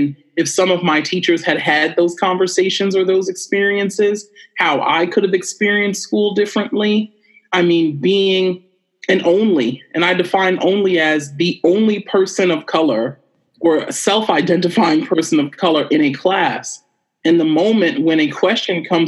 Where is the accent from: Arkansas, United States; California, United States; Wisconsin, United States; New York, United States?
New York, United States; New York City; my experience of being a Black American female growing up in Brooklyn, New York City